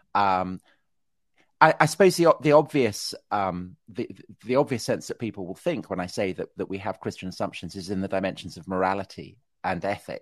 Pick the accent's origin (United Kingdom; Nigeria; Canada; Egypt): United Kingdom; Salisbury, South West England; I was raised outside Salisbury